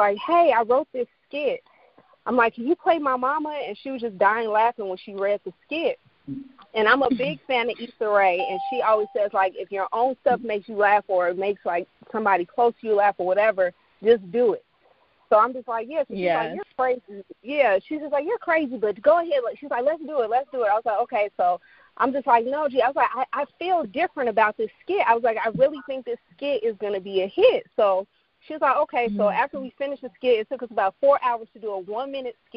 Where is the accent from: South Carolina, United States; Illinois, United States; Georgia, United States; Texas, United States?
Illinois, United States; Chicago; I am from Chi-Town